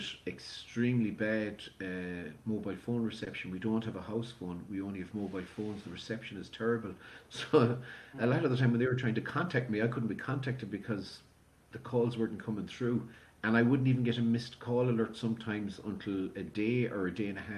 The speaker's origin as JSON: {"language": "English", "town": "Galway", "region": "Connacht", "country": "Ireland", "tie": "born or raised there", "said": "we spent the first few years growing up there in the city centre"}